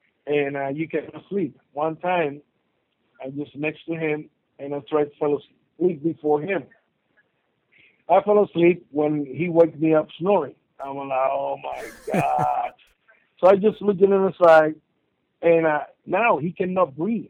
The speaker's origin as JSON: {"language": "English", "country": "Puerto Rico", "said": "I'm from Puerto Rico, it's an island."}